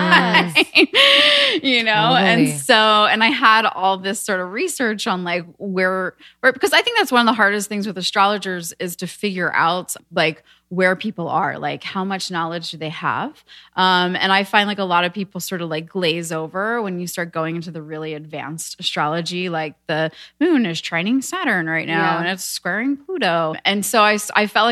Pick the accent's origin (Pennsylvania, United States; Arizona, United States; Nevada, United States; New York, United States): Pennsylvania, United States; outside of Philadelphia, Montgomery County; now in Venice, United States; I'm from Pennsylvania